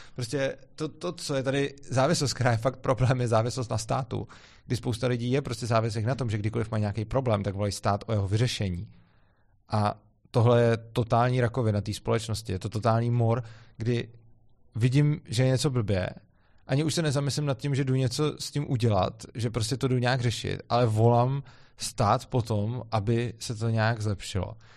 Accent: Czechia; mám rád tu zemi, odkud pocházím

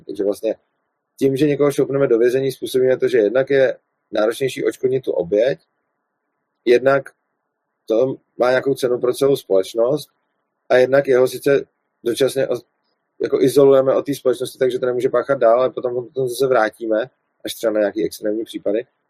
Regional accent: Prague, Czechia; jsem z Prahy, tak kvůli tomu, eh, kvůli tomu dojíždím do Brna

